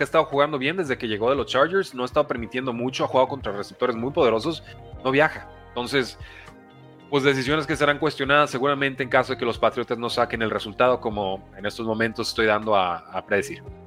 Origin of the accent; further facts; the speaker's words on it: Los Angeles, California, United States; creían que había nacido en Guadalajara y pues no, soy, de Los Ángeles